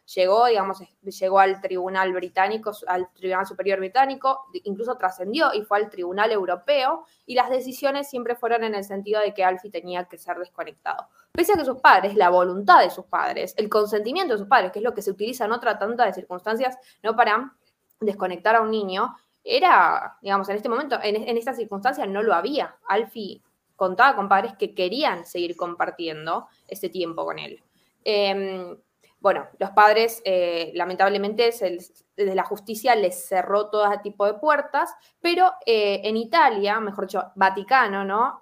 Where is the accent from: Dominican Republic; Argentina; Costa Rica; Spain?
Argentina; soy argentina